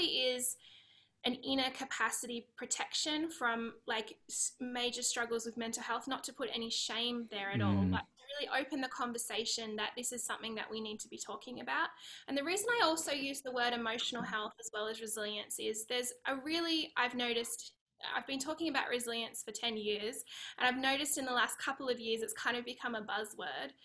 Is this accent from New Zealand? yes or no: no; Australia; accent: Aussie; moved away as an adult; now in California, United States; I'm Australian. I live in California